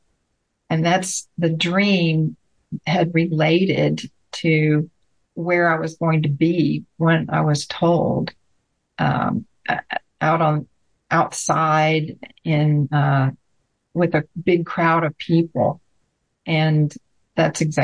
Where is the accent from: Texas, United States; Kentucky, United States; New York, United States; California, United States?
Texas, United States; Bryan; moved away as an adult; also born or lived in Houston, Texas; while I was still in my hometown in Bryan, like I said, I lived in Houston at the time.